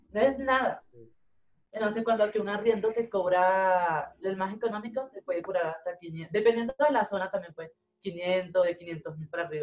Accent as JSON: {"language": "Spanish", "country": "Venezuela", "moved": "yes", "lives_now": "Bogotá, Colombia", "said": "yo no vine de Venezuela a Bogotá a trabajar"}